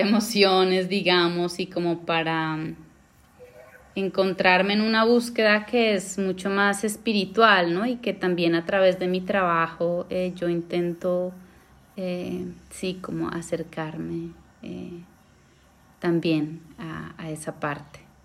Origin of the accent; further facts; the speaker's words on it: Pasto, Nariño, Colombia; also born or lived in Bogotá, Colombia / Argentina; now in Amsterdam, Netherlands; yo me fui de Pasto a Bogotá